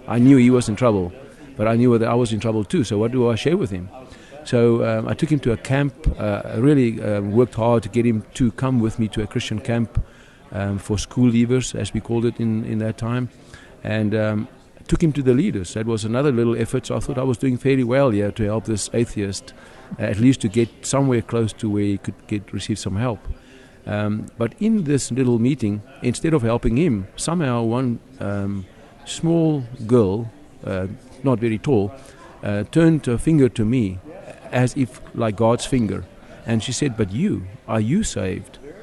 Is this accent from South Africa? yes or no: yes; South Africa; accent: South African; moved away as an adult; now in Philadelphia, United States; I'm a South African, so the accent.